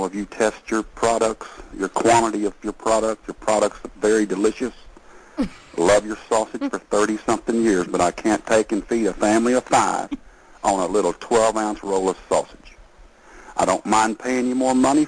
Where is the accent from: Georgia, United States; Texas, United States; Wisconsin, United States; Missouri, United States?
Texas, United States; I'm not from the North. I'm a Texas man